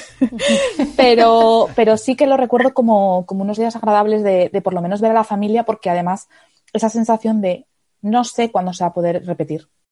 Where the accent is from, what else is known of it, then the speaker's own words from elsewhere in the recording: Asturias, Spain; now in Madrid, Spain; Yo vivo en Madrid, pero soy de Asturias